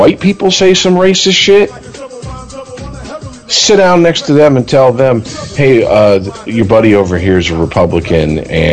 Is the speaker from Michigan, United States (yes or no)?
yes; Detroit, Michigan, United States; growing up in the Detroit metro area